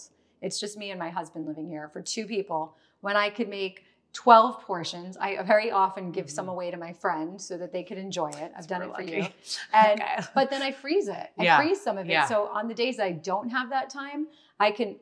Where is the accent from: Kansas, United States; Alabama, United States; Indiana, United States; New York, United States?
New York, United States; New York City; growing up in New York